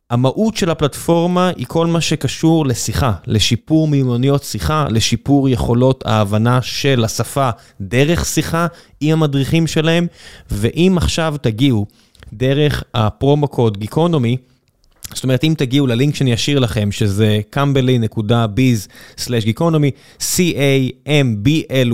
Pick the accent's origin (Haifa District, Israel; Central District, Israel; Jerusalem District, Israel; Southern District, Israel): Central District, Israel; Ramla; כן, נולדתי ברמלה